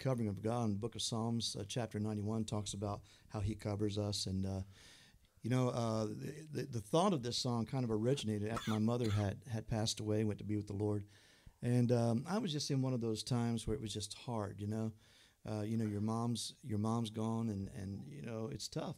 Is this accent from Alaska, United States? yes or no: no; Illinois, United States; now in Ohio, United States; originally I'm from Illinois